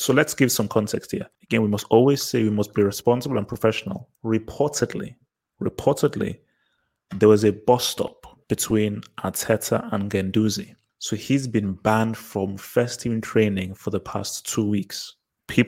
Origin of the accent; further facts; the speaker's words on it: Nigeria; I'm Nigerian